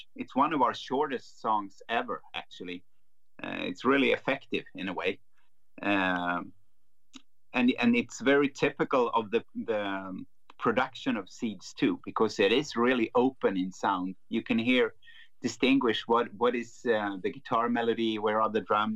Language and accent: English; Sweden; growing up in Sweden, listening to heavy music